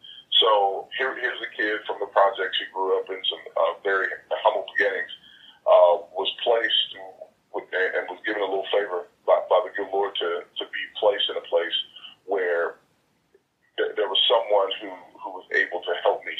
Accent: Milwaukee, Wisconsin, United States; also born or lived in Jackson, Tennessee / Houston, Texas; I moved from Milwaukee, Wisconsin to Jackson, Tennessee, and then to Houston, where I went to high school.

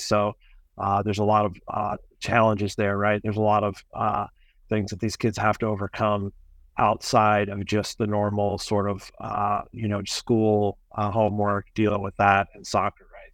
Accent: Kansas City, Missouri, United States; I grew up in Kansas City, I was gone for ten years and came back

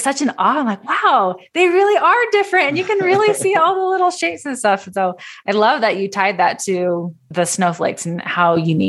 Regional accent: Southern California, United States; moved away as an adult; also born or lived in Utah; So I grew up in Southern California

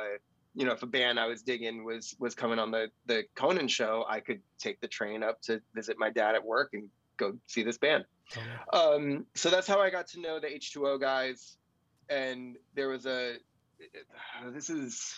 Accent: New Jersey, United States; I was born and raised in New Jersey

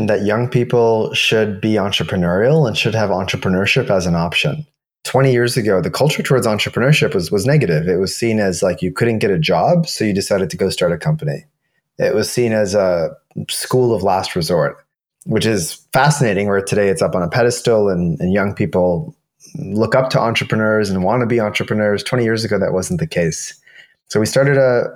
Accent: Canada; moved away as an adult; also born or lived in Toronto / New York; now in Portugal; Born and raised in Canada

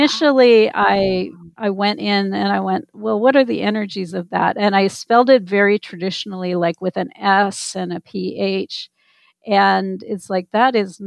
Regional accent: Minnesota, United States; I grew up in Minnesota

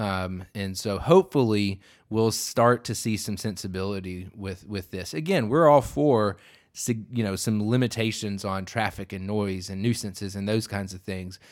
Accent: the South, United States; I talk slower just by being a Southerner

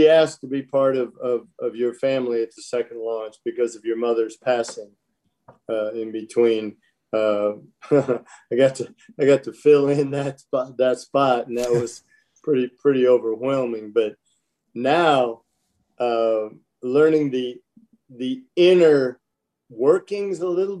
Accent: Michigan, United States; moved away; growing up in Michigan

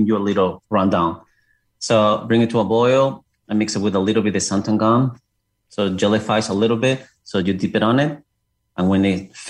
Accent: Seville, Andalusia, Spain; English is a second language; moved away as an adult; also born or lived in Paris, France; now in Cartersville, United States; I'm originally from South Spain, from Seville. That's my own city.

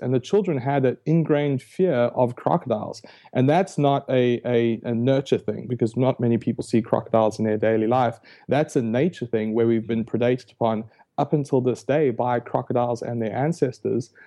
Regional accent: South Africa; moved away; I was born and raised in South Africa, hence the, the funny accent

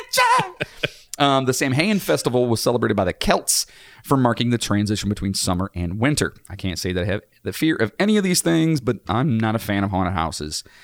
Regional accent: Cleveland, Ohio, United States; We're from Cleveland

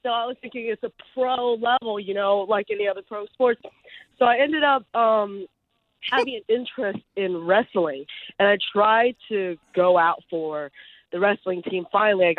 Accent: United States; English is a second language; I was born in the U.S.

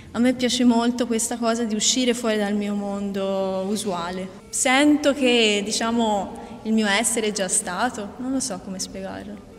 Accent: Pisa, Tuscany, Italy; moved away as an adult; now in Rethymno, Greece; Io vengo da Pisa e sono venuta qua dopo la mia laurea in scienze naturali

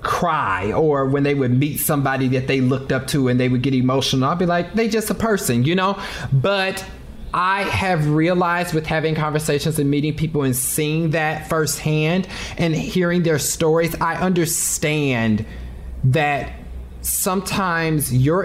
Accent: Kansas City, Missouri, United States; because I'm from Kansas City. So barbecue is like a thing for me.

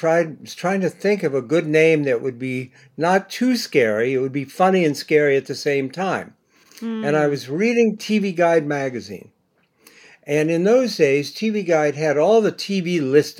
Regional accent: Bexley, Ohio, United States; now in New York, United States; I grew up in Bexley

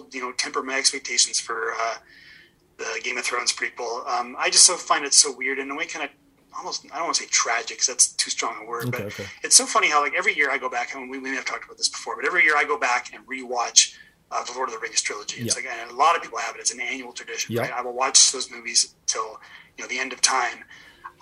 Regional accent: Edmonton, Alberta, Canada; now in Toronto, Canada; Edmonton's my hometown

